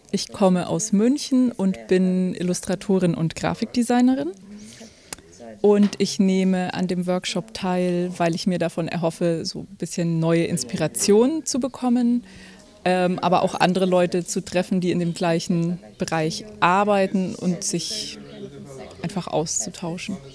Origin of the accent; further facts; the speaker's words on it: Taiwan; English is a second language; I'm from Taiwan. I'm in Taiwan.